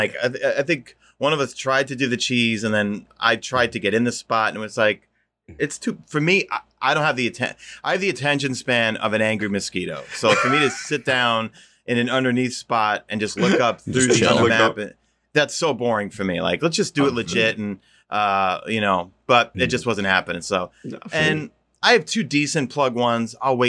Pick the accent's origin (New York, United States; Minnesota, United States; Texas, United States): New York, United States; Queens; You know, growing up in Queens, you know what it's like, obviously, you know.